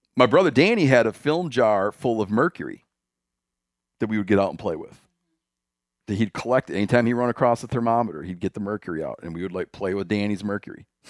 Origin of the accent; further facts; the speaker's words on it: Michigan, United States; My home state.